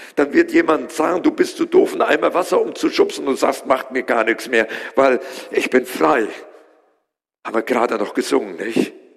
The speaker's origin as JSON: {"language": "German", "country": "Germany", "said": "wir als Deutsche"}